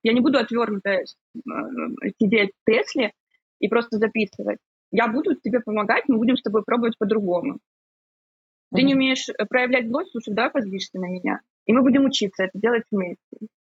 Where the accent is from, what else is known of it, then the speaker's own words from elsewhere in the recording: Ukraine; now in Cyprus; сама из Украины, сейчас живу на Кипре